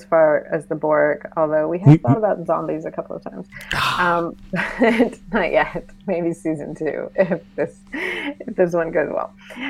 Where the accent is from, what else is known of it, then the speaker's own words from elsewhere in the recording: Boston, Massachusetts, United States; now in Washington, D.C., United States; I'm in D.C. now. I grew up in Boston.